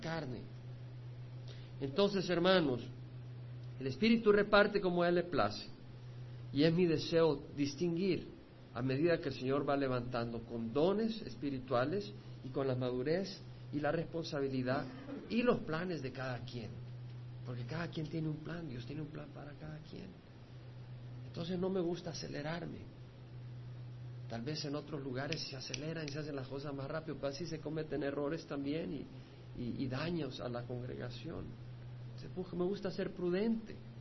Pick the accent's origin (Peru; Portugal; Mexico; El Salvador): El Salvador; moved away; yo no soy mexicano, no soy cubano, nací en El Salvador